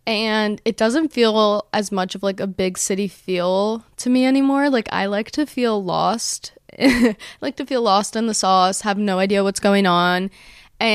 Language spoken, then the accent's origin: English; Monmouth County, New Jersey, United States; So I grew up in New Jersey, specifically Monmouth County, New Jersey, which is like central Jersey